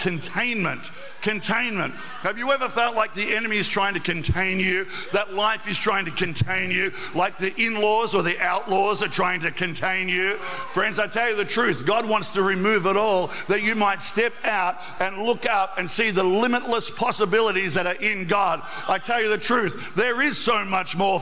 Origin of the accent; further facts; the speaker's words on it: Albury, New South Wales, Australia; as a 14-year-old, we went out one night out to the Hume Weir, growing up in Albury